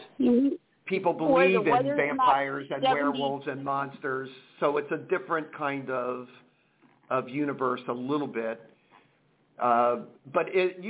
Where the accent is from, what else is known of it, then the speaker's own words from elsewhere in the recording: Cincinnati, Ohio, United States; moved away as an adult; now in San Jose, United States; I was born in Cincinnati, Ohio.